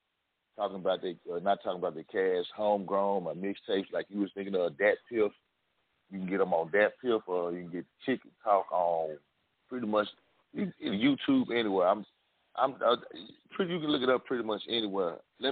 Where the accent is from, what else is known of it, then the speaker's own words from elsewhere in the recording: Memphis, Tennessee, United States; I'm from Memphis.